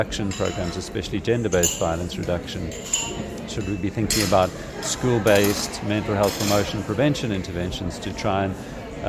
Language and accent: English; South Africa; I'm from South Africa, I live in Cape Town